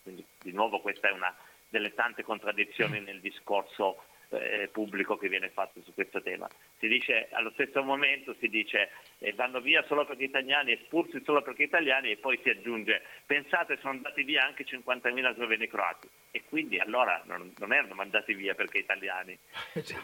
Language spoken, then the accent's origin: Italian; Piedmont, Italy; io vengo dal Piemonte